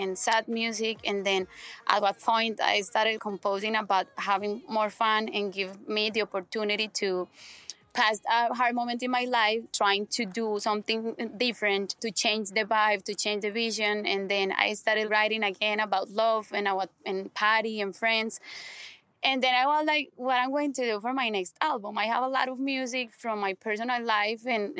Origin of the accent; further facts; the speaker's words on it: Colombia; English is a second language; I'm from Colombia